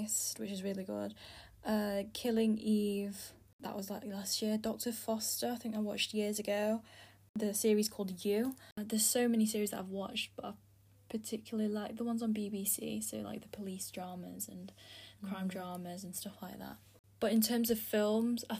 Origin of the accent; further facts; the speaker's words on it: Philippines; now in United Kingdom; I'm from the Philippines, but I live in the UK